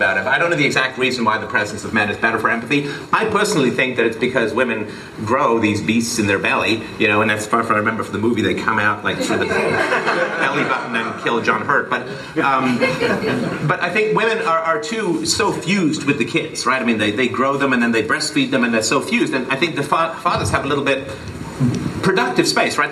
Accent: England, United Kingdom; when I grew up broke in England

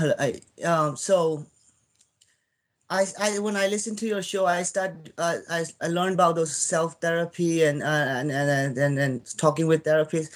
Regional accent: Myanmar; moved away as an adult; now in United States; I was born in Burma, and I moved to the United States when I was about like 18 years old

